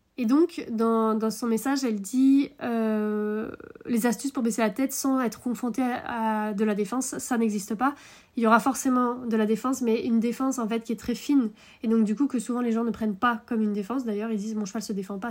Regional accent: Brittany, France; nous on est des Bretons. Hein, avec Utah, on est Bretons

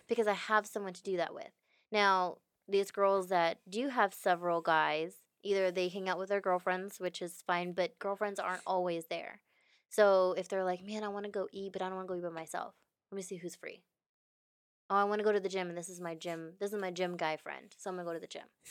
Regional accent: Houston, Texas, United States; I'm from Houston, born and raised

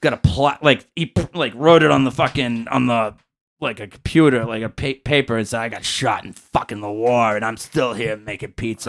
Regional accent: Massachusetts, United States; moved away as an adult; now in California, United States

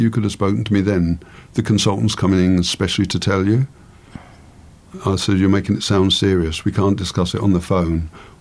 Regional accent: England, United Kingdom; I'm an Englishman

